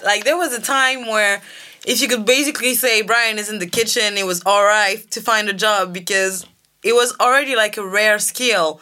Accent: Guadeloupe; English is a second language; I'm from Guadeloupe.

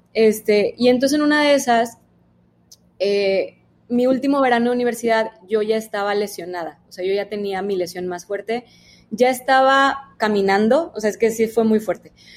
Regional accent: Monterrey, Nuevo León, Mexico; nací en Monterrey, este, y toda la vida he vivido aquí

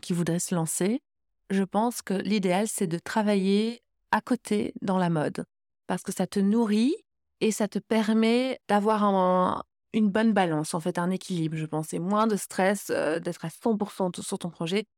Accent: Belgium; je suis belge, je crée en Belgique

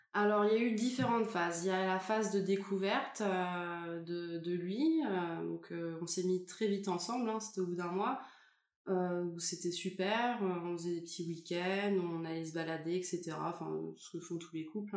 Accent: France; je suis française

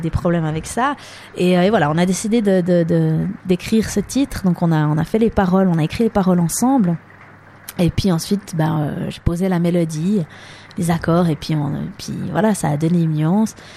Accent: Lausanne region, Vaud, Switzerland; first language French; also born or lived in New York City; je suis née ben, ici en Suisse, dans la région de Lausanne

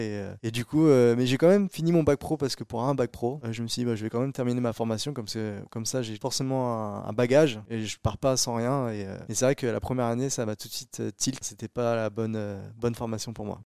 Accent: Chartres, Centre-Val de Loire, France; also born or lived in Mainvilliers; je suis né à Mainvilliers, donc euh, je suis euh, de Chartres. Bah, depuis le début, je suis à côté de Chartres

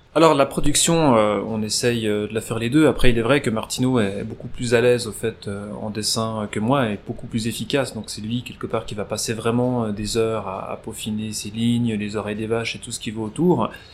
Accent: Nyon, Vaud, Switzerland; nous étions voisins dans, le même immeuble à Nyon

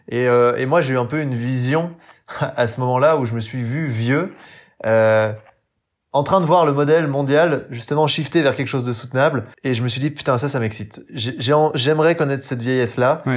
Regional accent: Jura, Bourgogne-Franche-Comté, France; j'ai grandi dans le Jura, donc euh, souvent je le répète, mais dans le haut budget pour être exact, sur le massif du Jura

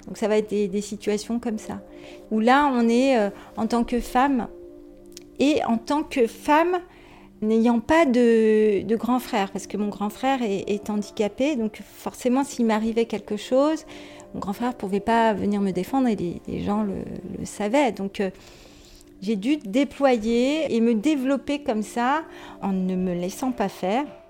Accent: Sainte-Geneviève-des-Bois, Île-de-France, France; also born or lived in Neuilly-sur-Seine / Paris; now in Vitry-sur-Seine, France; Je suis née à Neuilly-sur-Seine et à l'époque, mes parents vivaient euh, près de Montmartre, à Paris, dans une petite chambre de bonne à 4, parce qu'il y avait mon grand frère. Et puis, à l'âge d'un an, on a déménagé pour aller s'installer à Sainte-Geneviève-des-Bois, dans l'Essonne, dans un quartier HLM.

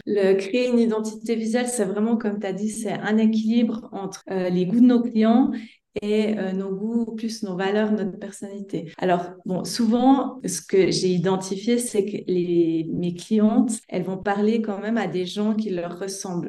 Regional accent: Switzerland; accent: Swiss; moved away; vous entendrez par mon petit accent que je viens de Suisse.

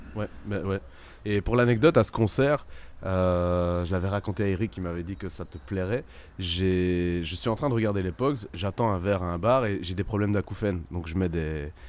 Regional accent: Belgium; on est belge

